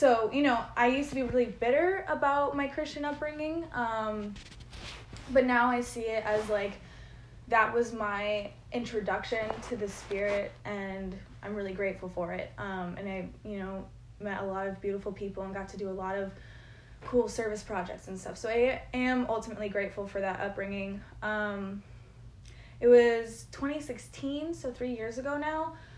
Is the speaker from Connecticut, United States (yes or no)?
yes; Connecticut, United States; I was born in Connecticut